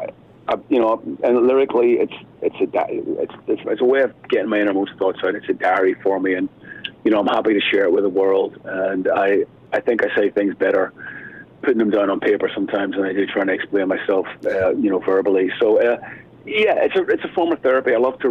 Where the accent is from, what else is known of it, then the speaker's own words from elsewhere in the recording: Belfast, Northern Ireland, United Kingdom; growing up in Northern Ireland in Belfast, you know, when I was a kid